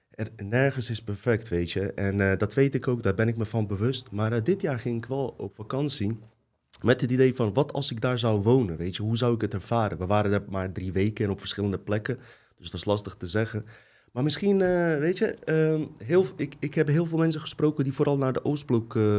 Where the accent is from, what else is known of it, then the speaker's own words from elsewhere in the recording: Bosnia & Herzegovina; also born or lived in Croatia; now in Netherlands; ik kom uit Bosnië